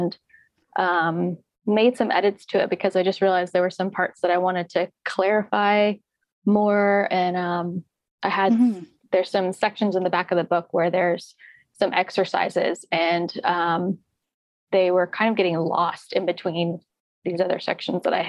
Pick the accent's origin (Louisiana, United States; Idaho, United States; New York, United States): Louisiana, United States; now in Redding, United States; I'm originally from Louisiana